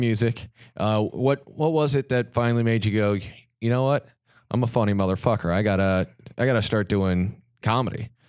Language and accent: English; Kansas, United States; being from Kansas